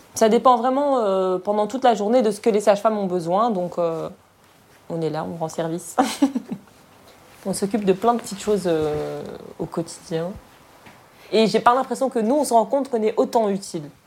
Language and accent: French; Morocco; now in Brussels, Belgium; je suis marocaine